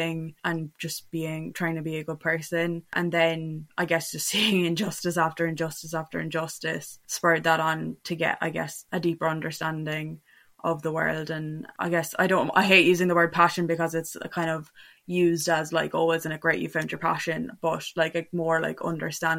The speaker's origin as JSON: {"language": "English", "town": "Cork", "region": "Munster", "country": "Ireland", "moved": "as an adult", "lives_now": "Glasgow, United Kingdom", "said": "I'm 21, I'm from Cork, I'm based in Glasgow at the moment"}